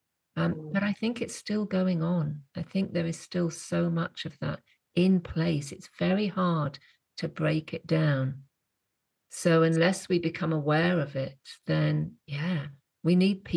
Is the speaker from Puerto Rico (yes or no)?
no; England, United Kingdom; moved away as an adult; also born or lived in West Cork, Ireland; as an English woman